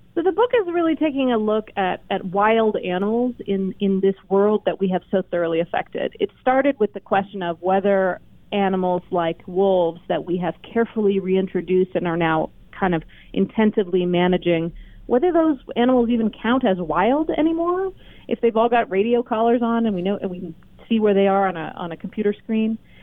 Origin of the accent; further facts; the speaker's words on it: the West, United States; I grew up in the West, and one thing that I always liked about our region is the sense of possibility and space